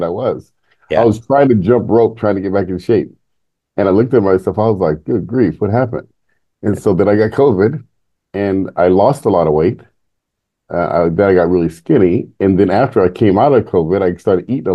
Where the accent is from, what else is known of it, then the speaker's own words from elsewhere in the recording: San Jose, California, United States; I grew up in San Jose, Bay Area, before it was Silicon Valley today